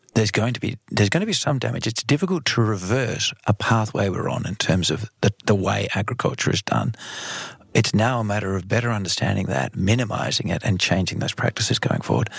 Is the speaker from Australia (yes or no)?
yes; Australia; now in Netherlands; Australia, my home country